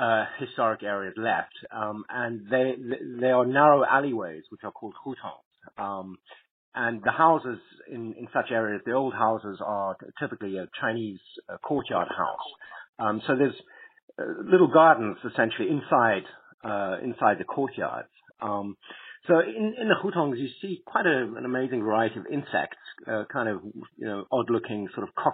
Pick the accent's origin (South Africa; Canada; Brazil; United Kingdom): South Africa; moved away; also born or lived in Beijing; since I grew up in South Africa